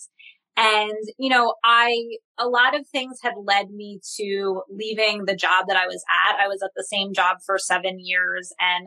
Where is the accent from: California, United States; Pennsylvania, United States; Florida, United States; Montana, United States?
Pennsylvania, United States; Philadelphia; I'm from Philadelphia